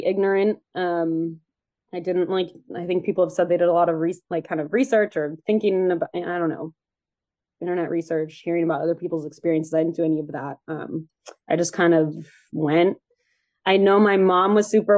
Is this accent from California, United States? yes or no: yes; Bay Area, California, United States; Growing up in the Bay Area where the weather is very mild all the time